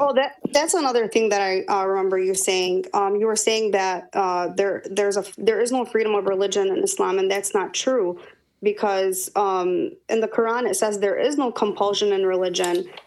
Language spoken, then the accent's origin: English; Dearborn, Michigan, United States; I was born here, raised here in Michigan.